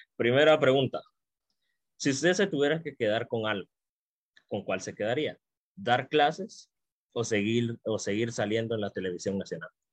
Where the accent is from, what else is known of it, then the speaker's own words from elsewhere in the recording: Guatemala; como guatemaltecos y guatemaltecas